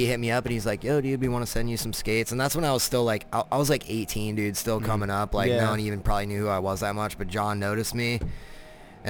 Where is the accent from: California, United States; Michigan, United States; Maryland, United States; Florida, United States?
Florida, United States; also born or lived in Colorado; I'm from Florida